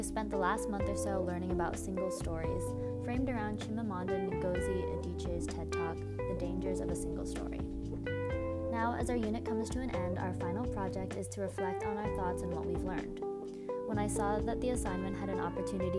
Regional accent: United States; I'm Chinese American

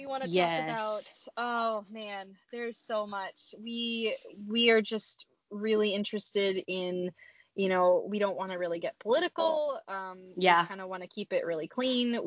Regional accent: Maine, United States; moved away as an adult; also born or lived in Pennsylvania; now in Michigan, United States; I grew up in Maine, and so I'm from like the, you know, basically Canada. I grew up in Maine.

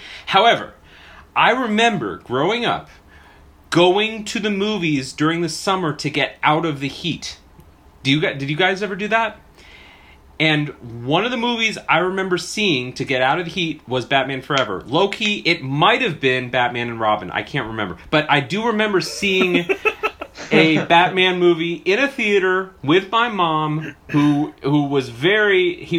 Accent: Pacific Northwest, United States; moved away; I hail from the Pacific Northwest, though.

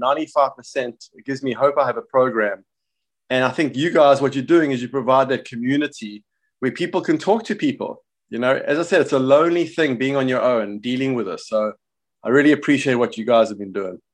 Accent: Johannesburg, Gauteng, South Africa; now in United States; I'm South African, uh, born in Johannesburg, and, uh, I live in the States

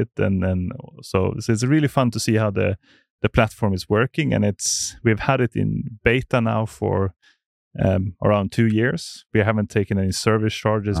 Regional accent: Sandviken, Gävleborg County, Sweden; I'm from Sandviken, which is in, uh, slightly north.

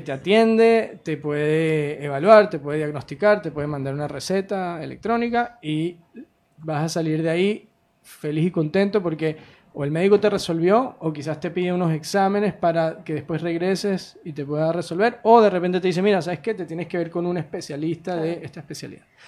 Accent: Venezuela; moved away as an adult; also born or lived in United States; Yo soy venezolano originalmente

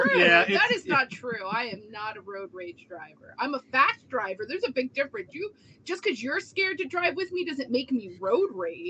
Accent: New Jersey, United States; I'll admit I'm from New Jersey. Yeah. I'm not going to apologize.

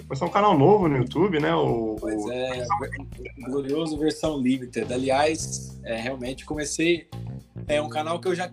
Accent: São Paulo, Brazil; Isso, somos de São Paulo mesmo.

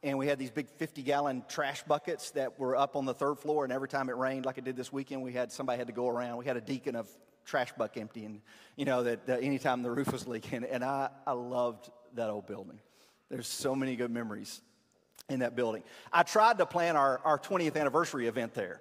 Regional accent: Hohenwald, Tennessee, United States; I'm from Hohenwald, and we can count the red lights on one hand

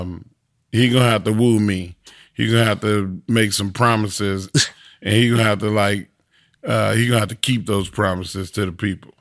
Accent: Texas, United States

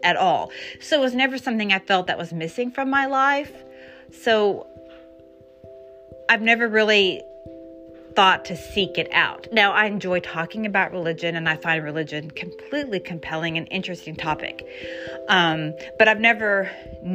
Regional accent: Houston, Texas, United States; I grew up in Texas and in Houston

